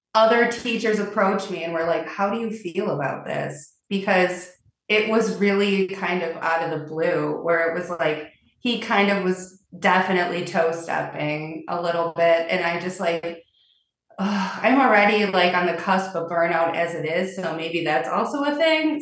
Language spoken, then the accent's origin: English; Milwaukee, Wisconsin, United States; also born or lived in a small town; I did grow up in a small town, but my formative years were in Milwaukee